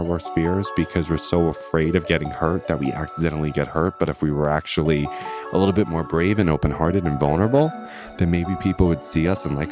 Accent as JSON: {"language": "English", "area": "Long Island", "region": "New York", "country": "United States", "said": "I'm from Long Island."}